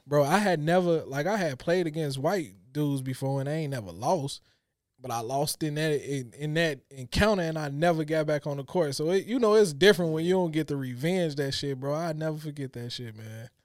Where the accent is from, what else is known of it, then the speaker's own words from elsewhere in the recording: Chicago, Illinois, United States; growing up in Chicago, we always had to be hard